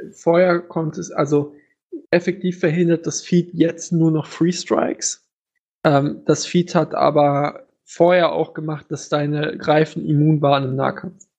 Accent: Germany; als Deutscher

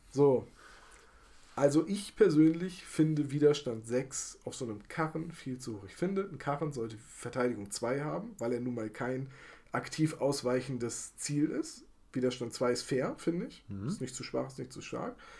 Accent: Bremen, Germany; ich habe hier in meiner Heimatstadt in Bremen eine sehr aktive Guild Boy community

